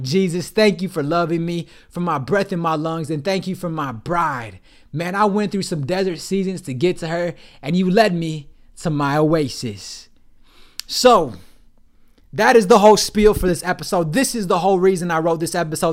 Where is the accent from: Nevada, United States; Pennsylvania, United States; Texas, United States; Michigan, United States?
Michigan, United States; Detroit; moved away; I'm from the Detroit area